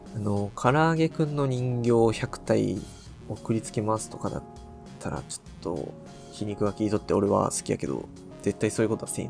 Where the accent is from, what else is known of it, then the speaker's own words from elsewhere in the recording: Okayama, Japan; 俺らの出身地は岡山なんですよ。